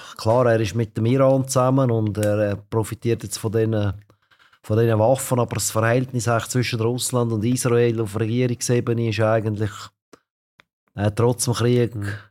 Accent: Switzerland; als Schweizer

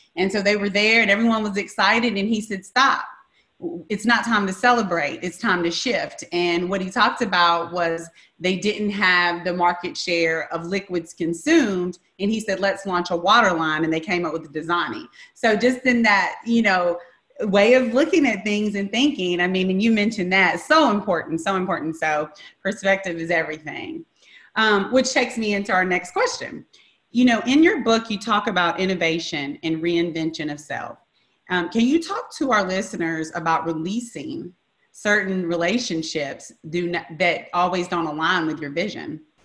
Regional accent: Memphis, Tennessee, United States; growing up in Memphis, Tennessee

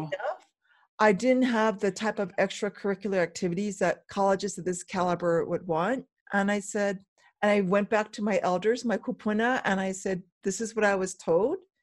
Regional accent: Hawaii, United States; also born or lived in Bremerhaven, Germany; I was raised here in Hawaii mainly, but when I was five years old, five through seven, we traveled to, to Germany and lived in Bremerhaven.

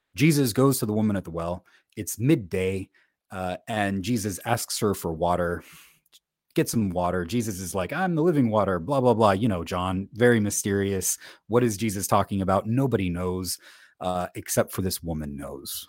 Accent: United States; I live in the United States. I'm an American.

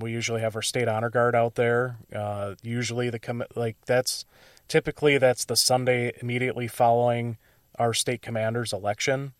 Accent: Illinois, United States; now in Wisconsin, United States; I'm originally from Illinois

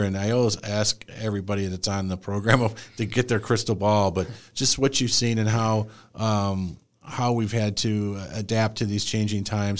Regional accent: Joliet, Illinois, United States; moved away; I'm originally from, I was born in Joliet, Illinois

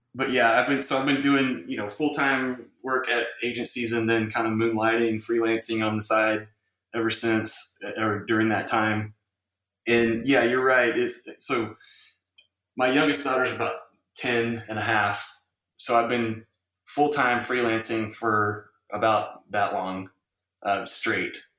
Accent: Round Rock, Texas, United States; Round Rock is just north of that, and that's where I went to high school and kind of grew up as a kid

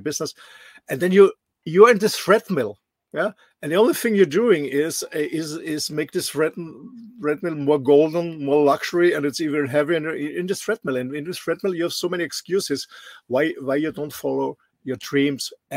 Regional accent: Austria; moved away; Austria has no sea access in my home country

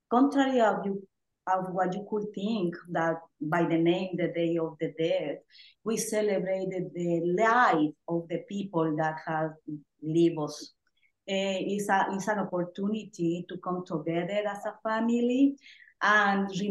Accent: Oaxaca, Mexico; now in Mississippi, United States; I'm originally from Oaxaca, Mexico.

